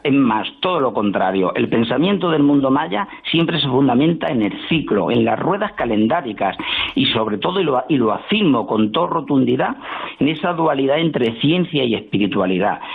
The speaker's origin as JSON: {"language": "Spanish", "country": "Spain", "said": "como españoles que somos"}